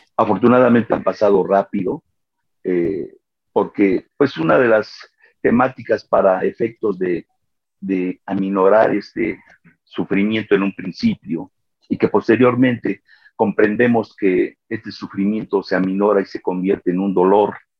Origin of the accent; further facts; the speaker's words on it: Mexico City, Mexico; soy de México, de la Ciudad de México